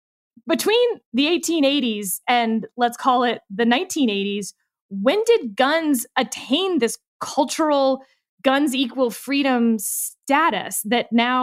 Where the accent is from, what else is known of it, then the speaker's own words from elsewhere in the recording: Texas, United States; I grew up in Fort Bend County, Texas, before other people lived there. It's a very rural part of East Texas. Lived on the end of a mile-long dirt road.